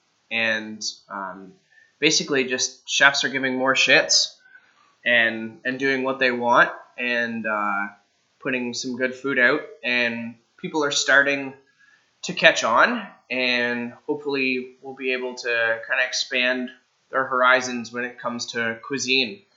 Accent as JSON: {"language": "English", "town": "Kingston", "region": "Ontario", "country": "Canada", "tie": "born or raised there", "also_born_or_lived": "Guelph / Halifax / San Francisco / Stratford", "moved": "yes", "lives_now": "London, Canada", "said": "I'm from the Kingston area growing up, and the last few years of my culinary career, I've spent in the London area."}